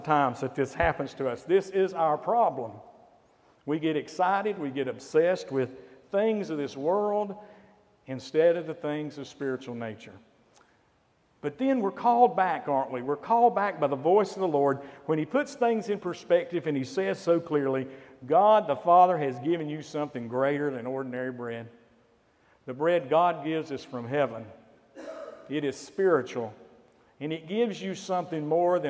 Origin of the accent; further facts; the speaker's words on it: Valdese, North Carolina, United States; my hometown of Valdez, North Carolina